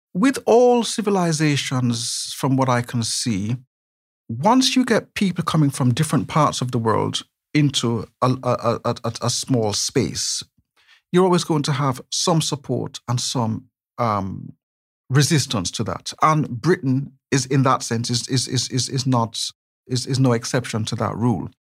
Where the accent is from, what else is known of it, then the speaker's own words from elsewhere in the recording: Jamaica; accent: not exactly very Brummy; moved away as an adult; also born or lived in West Bromwich, England; now in Birmingham, United Kingdom; a youngster growing up in Jamaica